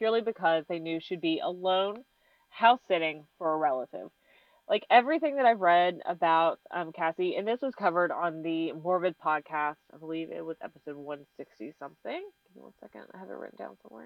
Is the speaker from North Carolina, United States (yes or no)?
yes; North Carolina, United States; I'm from North Carolina.